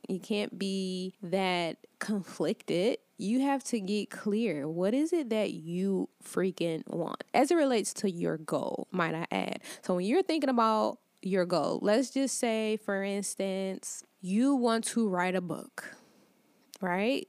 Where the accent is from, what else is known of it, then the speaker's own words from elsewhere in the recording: Detroit, Michigan, United States; moved away as an adult; also born or lived in Atlanta, Georgia; I'm originally from Detroit, Michigan, and for the last six years, I lived in Atlanta